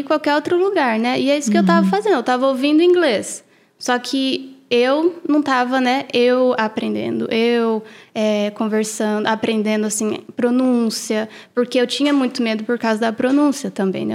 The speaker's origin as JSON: {"language": "Portuguese", "country": "Brazil", "moved": "yes", "lives_now": "United States", "said": "eu sou brasileira"}